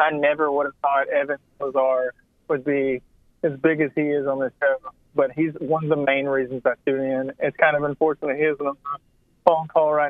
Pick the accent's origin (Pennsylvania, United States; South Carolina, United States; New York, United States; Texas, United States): South Carolina, United States; I grew up in South Carolina where he's Gamecock fan.